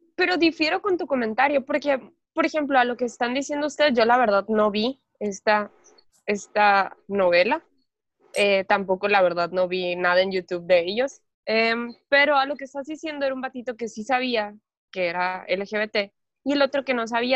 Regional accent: Mexico; como sociedad mexicana

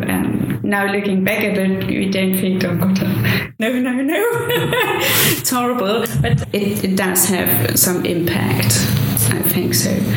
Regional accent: Leipzig, Saxony, Germany; English is a second language; in Germany, I come from Leipzig

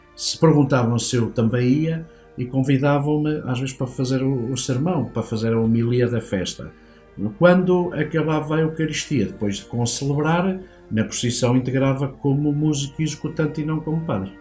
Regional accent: Manteigas, Centro, Portugal; da vila de onde eu sou originário, que é Manteigas

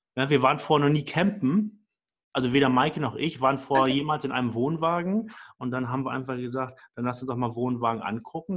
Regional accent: Hamburg, Germany; ich komme aus Hamburg vom flachen Land.

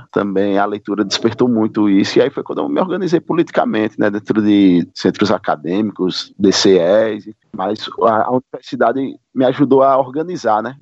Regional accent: Alagoas, Brazil; Então, é, eu sou aqui de, de Alagoas, não né? sou da terra do, dos calheiros.

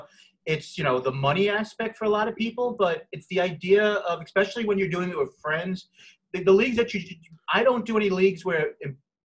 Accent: New York, United States; I'm from New York, I live in the Bronx

